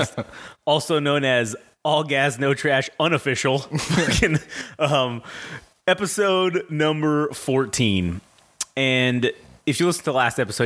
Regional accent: United States; I'm American

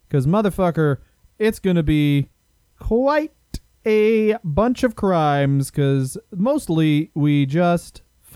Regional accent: Canada; also born or lived in United Kingdom; We're Canadian, and we spent a lot of time in Britain

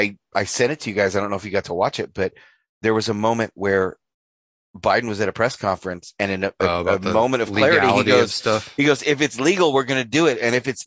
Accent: North Idaho, United States; We're Northern Idahoans. North Idahoans.

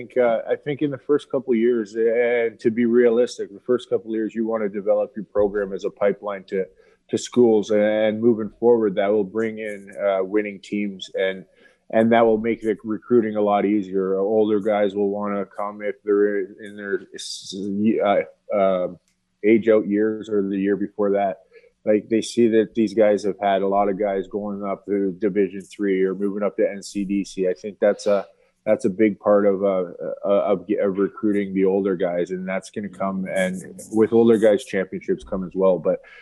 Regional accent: London, Ontario, Canada; He's from my hometown, so I was already in contact with him. He's got a lot of kids out of London, Ontario.

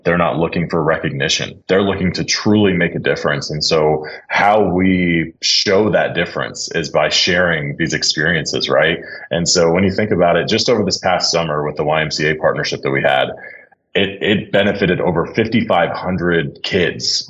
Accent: Dallas, Texas, United States; I grew up in Dallas, born and raised

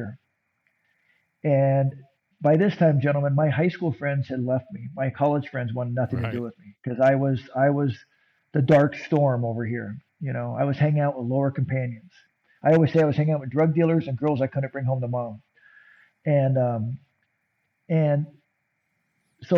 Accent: San Diego, California, United States; I was growing up in San Diego, and puberty was happening.

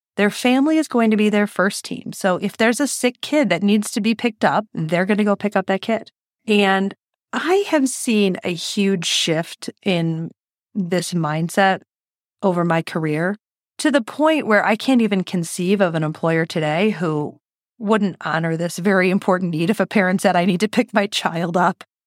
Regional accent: Detroit, Michigan, United States; I'm from Detroit

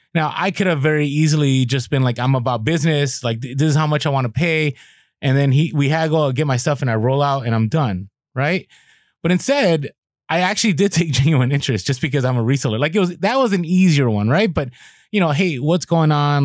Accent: San Francisco, California, United States; moved away as an adult; also born or lived in Midwest; I grew up in, in San Francisco and I grew up in the Mission

